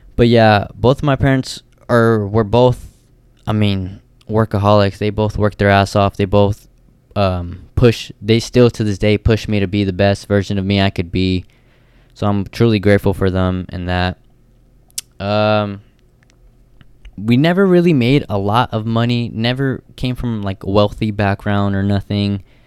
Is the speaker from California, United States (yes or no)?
yes; Stockton, California, United States; also born or lived in Livermore, California / Bay Area; I was born and raised in Stockton, uh, till about third grade